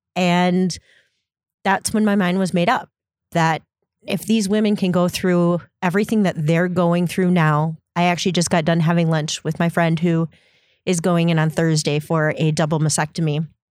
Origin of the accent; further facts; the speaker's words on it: Stillwater, Minnesota, United States; moved away; also born or lived in Door County; my mom is uh, actually in Minnesota, and that's where I'm originally from